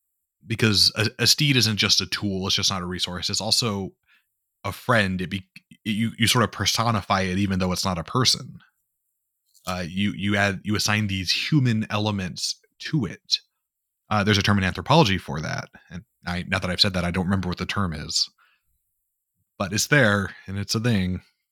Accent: Midwest, United States; because I'm from the Midwest where we speak bison.

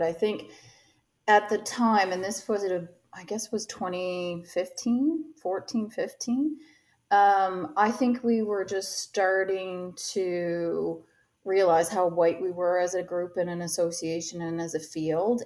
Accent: Canada

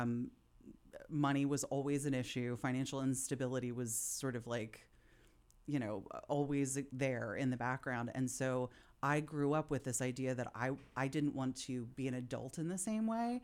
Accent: Philadelphia, Pennsylvania, United States; I'm from Philadelphia. I come from a blue collar Philly family.

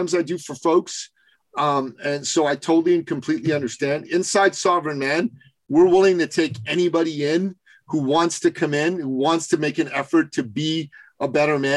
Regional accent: Canada; I'm from Canada

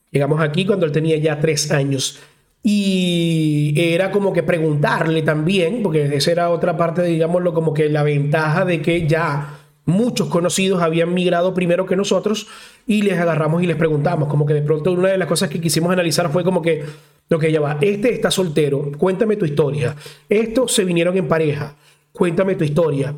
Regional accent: Venezuela; moved away as an adult; now in Chile; soy venezolano

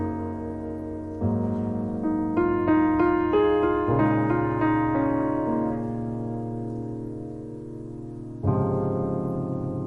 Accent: Baltimore, Maryland, United States; now in New York, United States; I'm from Baltimore

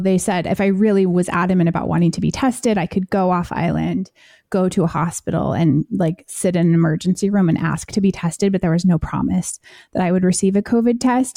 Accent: United States; I am American

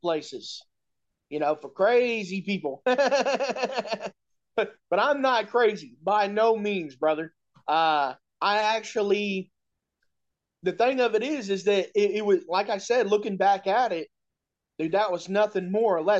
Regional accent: Indianapolis, Indiana, United States; I'm from Indianapolis, Indiana.

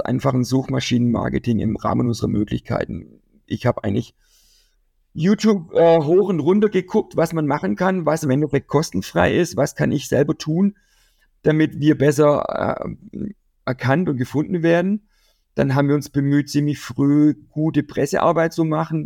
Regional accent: Kirchzarten, Baden-Württemberg, Germany; in meiner Heimatstadt, äh, werden wir in Kirchzarten

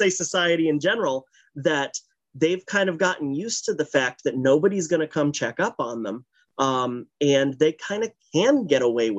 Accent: Massachusetts, United States; Massachusetts. I'm really closer to Providence than I am to Boston. And I've lived there my whole life.

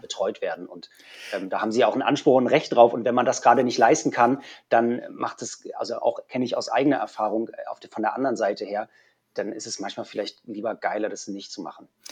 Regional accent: Hamburg, Germany; also born or lived in Berlin; als Hamburger

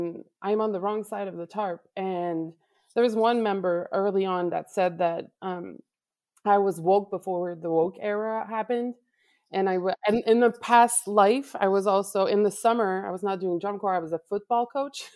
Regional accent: Laval, Quebec, Canada; I am from Laval, Quebec, Canada.

